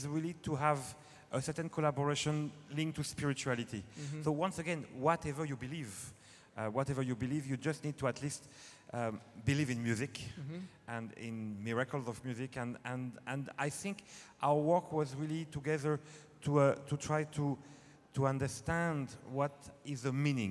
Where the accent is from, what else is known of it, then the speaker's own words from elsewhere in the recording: France; accent: French; English is a second language; now in Scotland; we're French, as you can hear, at least with my accent